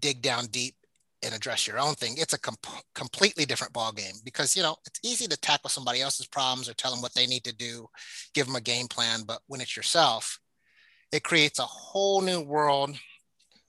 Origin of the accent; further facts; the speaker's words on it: Alaska, United States; I grew up black kid in Alaska, African-American kid in Alaska